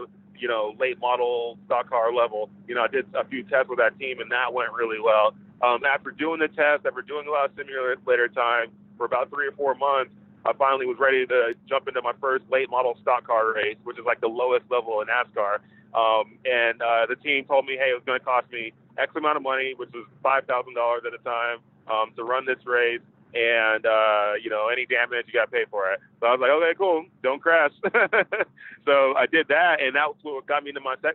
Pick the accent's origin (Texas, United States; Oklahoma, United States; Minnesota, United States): Texas, United States; Dallas; moved away as an adult; I'm originally from Dallas, Texas